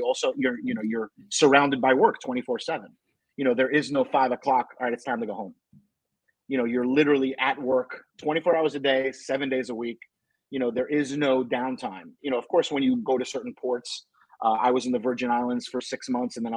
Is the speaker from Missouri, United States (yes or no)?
no; New York City, New York, United States; I was from New York and from New York City